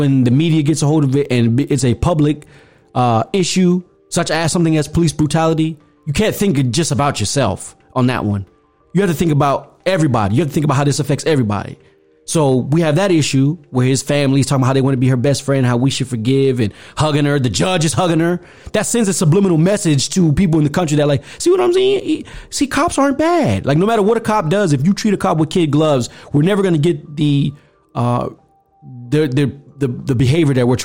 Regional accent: United States; Black people, we're just as American as apple pie.

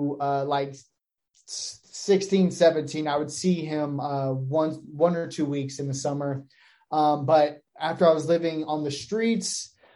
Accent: Phoenix, Arizona, United States; I grew up in Maryvale here locally.

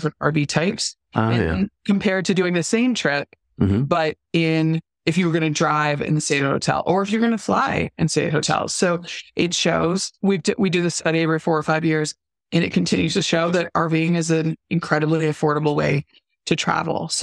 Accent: Southern California, United States; I grew up in Southern California

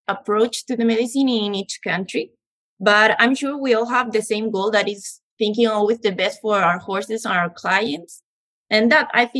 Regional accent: Chile; moved away as an adult; also born or lived in Seville, Spain; now in Uxbridge, Canada; I'm from Chile, South America

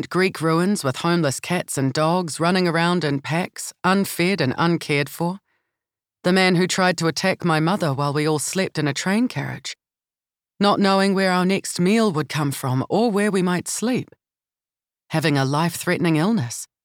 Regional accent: Palmerston North, Manawatū-Whanganui, New Zealand; Growing up in Palmerston North, near Massey University, and the DSIR, many of our neighbours and parents' friends were professionals and visiting academics from different parts of the world

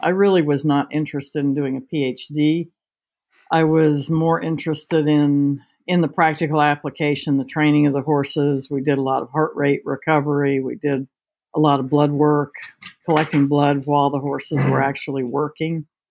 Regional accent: Washington, District of Columbia, United States; moved away as an adult; also born or lived in England / New Jersey; now in Virginia, United States; I was born and raised in Washington D.C. Um, one of the few natives

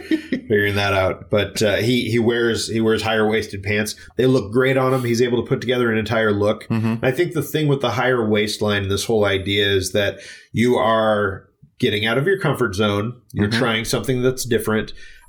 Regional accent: St. Louis, Missouri, United States; this one comes from my hometown. Maybe you've heard of it. It's called Budweiser.

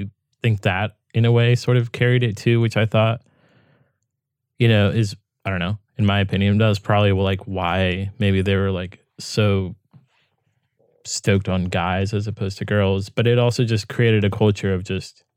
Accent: United States; I'm coming from America

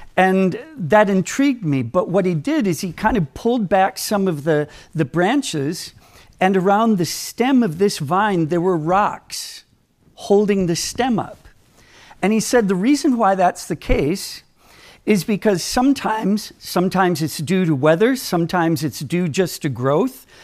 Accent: Minneapolis, Minnesota, United States; I grew up in Minnesota

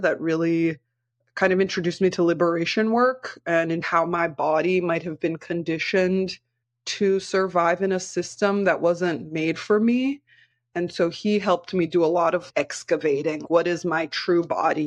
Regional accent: Brazil; I was born in Pindorama, which is currently called Brazil

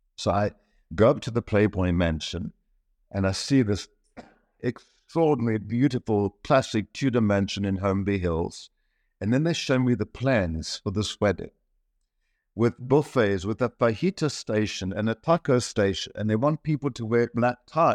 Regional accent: Kitwe, Copperbelt Province, Zambia; moved away; I was born in Central Africa in Zambia, in Kitwe

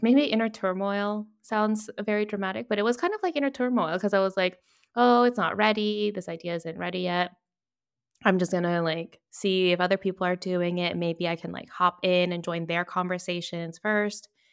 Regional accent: Virginia, United States; now in Toledo, Spain; I'm originally from Virginia, but based in Toledo, Spain

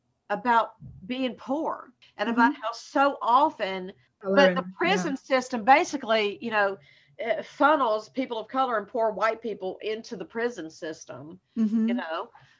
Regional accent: Southern United States, United States; accent: Southern; Like, you think I have a Southern accent.

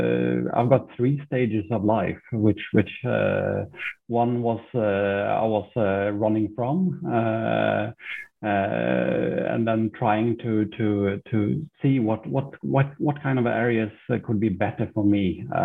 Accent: Sweden; also born or lived in Finland / Norway / Switzerland / Dubai; I've got a little bit of a mixed background. My mother is Norwegian. My father is British. I was born in Finland. I grew up in Sweden.

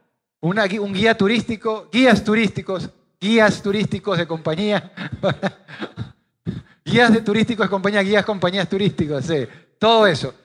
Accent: Guayaquil, Guayas, Ecuador; Soy de Guayaquil, 42 años de cepa y voy vivir toda mi vida aquí en Guayaquil

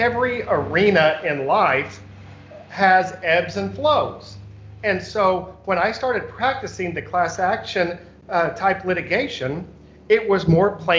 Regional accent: Enid, Oklahoma, United States; moved away as an adult; now in Oklahoma City, United States; I was born and raised in Enid, Oklahoma

